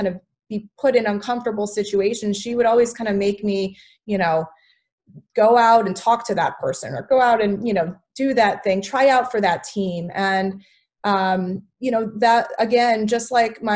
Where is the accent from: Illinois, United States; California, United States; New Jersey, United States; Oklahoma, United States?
Illinois, United States; St. Charles; I grew up in the Midwest. I grew up in a small town with lots of cornfields called St. Charles, Illinois.